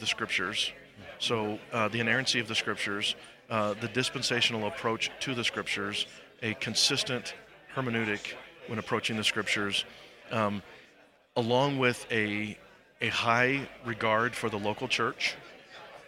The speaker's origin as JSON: {"language": "English", "region": "Iowa", "country": "United States", "tie": "born or raised there", "moved": "as an adult", "lives_now": "St. Louis, United States", "said": "I grew up in Iowa and pastored a couple of churches there"}